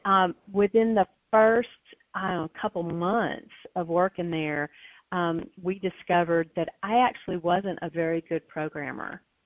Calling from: West Lafayette, Indiana, United States; I'm calling in from here uh, from West Lafayette, Indiana, home of Purdue University

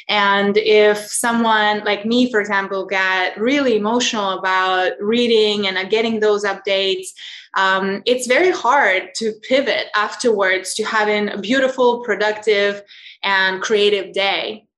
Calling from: Lisbon, Portugal; I'm calling in from Portugal, Lisbon.

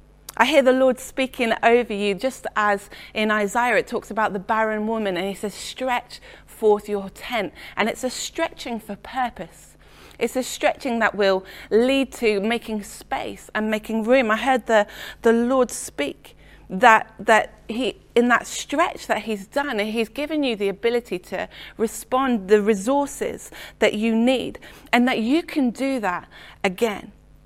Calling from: Letchworth, East of England, United Kingdom; I'm joining you from Letchworth in Hertfordshire this morning.

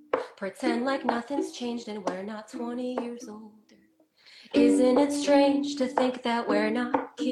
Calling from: Fairfield, Connecticut, United States; also born or lived in Los Angeles; I'm currently in Fairfield, Connecticut.

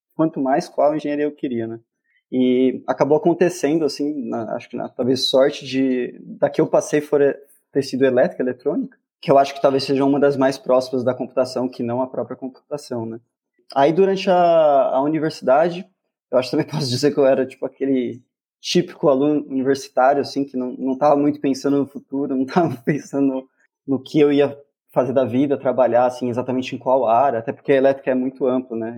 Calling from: Campinas, São Paulo, Brazil; eu falo de Campinas

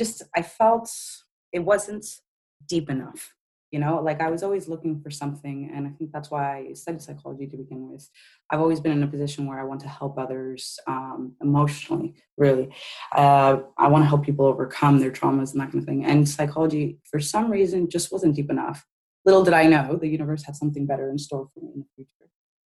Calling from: Bristol, South West England, United Kingdom; I am in the UK. Incidentally, I am in Bristol. Bristol has now been put on the map because it's where the statue came down on Sunday. So that's where I am. I'm in Bristol in the UK.

